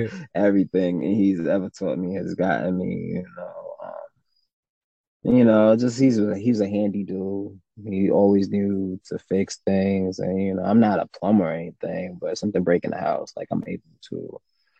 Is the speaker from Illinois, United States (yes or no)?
no; New York, United States; born or raised there; also born or lived in Jamaica